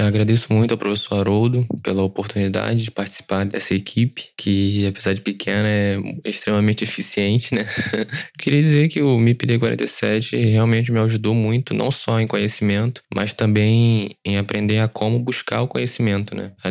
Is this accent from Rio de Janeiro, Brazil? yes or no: yes; Nova Iguaçu, Rio de Janeiro, Brazil; Sou de Nova Iguaçu, município do Rio de Janeiro